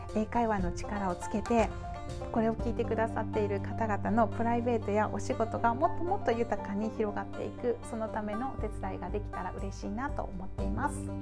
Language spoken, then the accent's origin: Japanese; Japan; 私は日本で育ってで日本で今